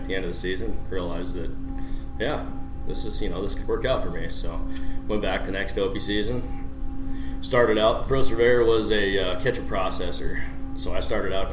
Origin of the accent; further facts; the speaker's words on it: Montana, United States; moved away as an adult; I was born in Montana.